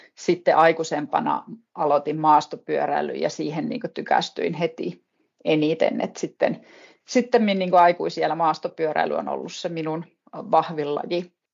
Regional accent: Pello, Lapland, Finland; now in Ylläs, Finland; olen naapuripitäjästä kotoisin pellosta

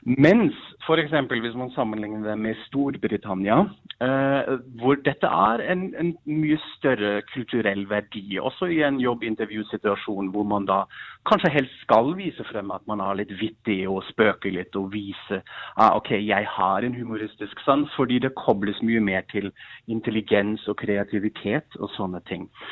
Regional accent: Germany; Norwegian is a second language; now in Norway; Jeg kommer jo fra Tyskland

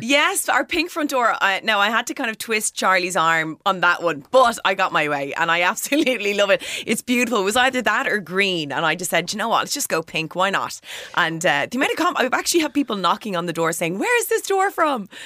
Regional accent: Bray, County Wicklow, Ireland; now in Dublin, Ireland; I'm from County Wicklow, I'm from Bray, uh, but I live in Dublin

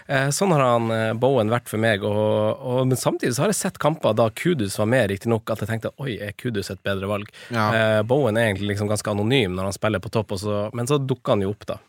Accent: Finnsnes, Troms, Norway; jeg er fra Finnsnes

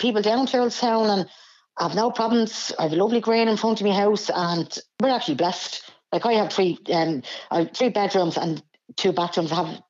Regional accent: Dublin, Leinster, Ireland; I grew up in Blanchardstown, Cardiff area all my life.

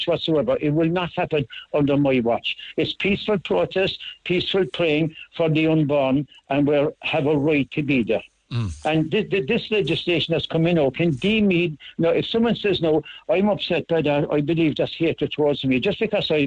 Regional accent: Ireland; also born or lived in Cork; We're sovereign Irish citizens, like, we're of the Republic of Ireland

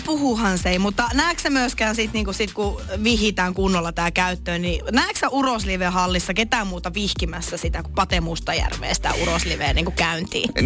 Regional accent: Lappeenranta, South Karelia, Finland; moved away; mä oon siis Lappeenrannasta kotoisin

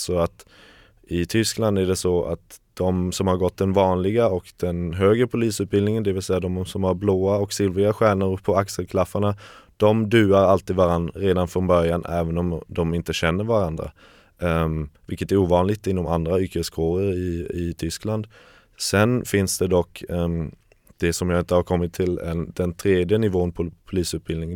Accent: Kalmar, Kalmar County, Sweden; moved away as an adult; also born or lived in Germany; now in Berlin, Germany; jag är uppvuxen i Kalmar, i lilla Kalmar. Ja, gick större delen av min skoltid där och tog studenten 2013

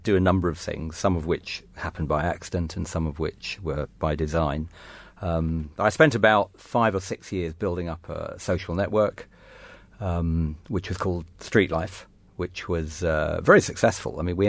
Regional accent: England, United Kingdom; also born or lived in France / Germany / Austria; And I was brought up in France and Germany and Austria, as well as England.

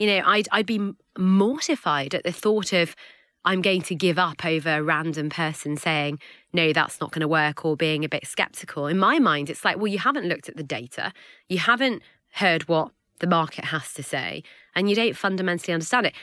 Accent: Hale, North West England, United Kingdom; also born or lived in Manchester; born and bred in Manchester, well, inhale in Cheshire

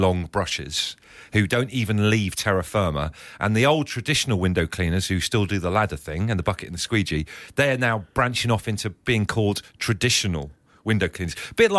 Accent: Devon, South West England, United Kingdom; also born or lived in Liverpool; I was born and raised in Devon, all right? Well, I was born in Liverpool, kind of came down to Devon when I was like 3 or 4 years old, but I'm pretty much Devonian.

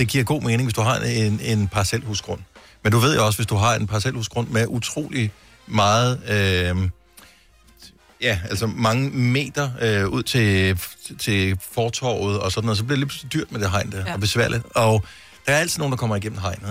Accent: Denmark; jeg er jo dansker

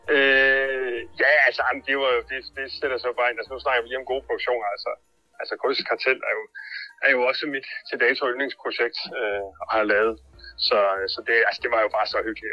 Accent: Silkeborg, Central Denmark Region, Denmark; jeg er fra Silkeborg

